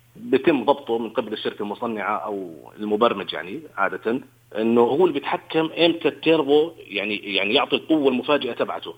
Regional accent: Jordan; عندنا بالأردن هون

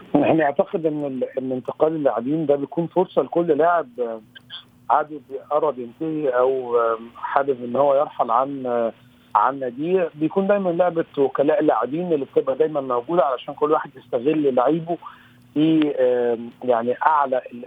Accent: Egypt; كوني انا واحد مصري

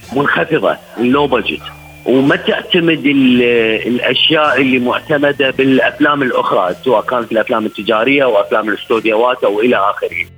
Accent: Iraq; احنا كيف نعيش كعراقيين بعد 2003

